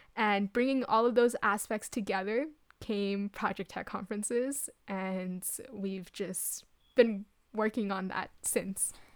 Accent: Ottawa, Ontario, Canada; moved away as an adult; came back to Ottawa, my hometown

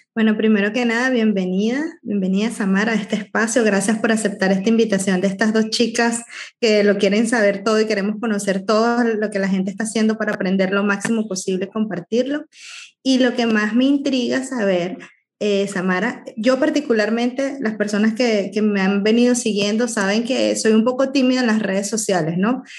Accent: Venezuela; moved away as an adult; vengo de Venezuela

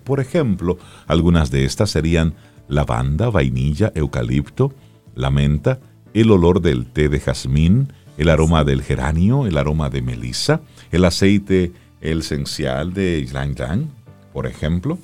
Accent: Cibao, Dominican Republic; soy del Cibao. En mi casa eh, hay una mata de aguacate.

